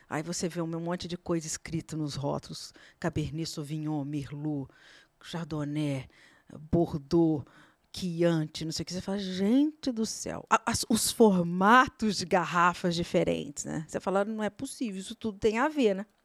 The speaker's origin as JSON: {"language": "Portuguese", "country": "Brazil", "said": "você como brasileiro"}